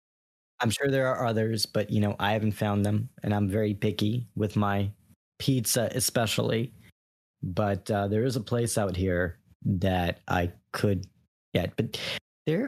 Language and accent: English; New York, United States; now in Florida, United States; I'm from New York